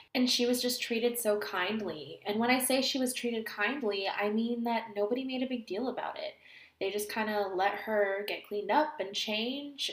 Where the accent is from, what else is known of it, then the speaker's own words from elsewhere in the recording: California, United States; Growing up in California, in a place where it doesn't snow regularly